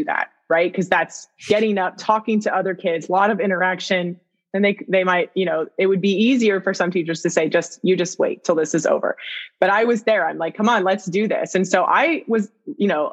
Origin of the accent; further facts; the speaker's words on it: Vermont, United States; I'm in from Vermont, you know, so we're weird. We take French instead of Spanish.